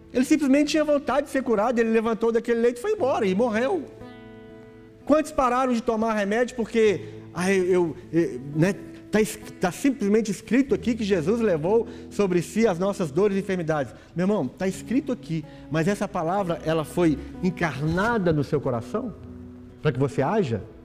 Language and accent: Portuguese; Brazil; Nós somos brasileiros, brasileiro